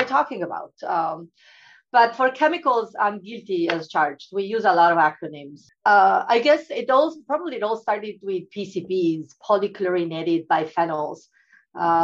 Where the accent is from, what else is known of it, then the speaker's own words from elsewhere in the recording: Italy; moved away as an adult; I come from Italy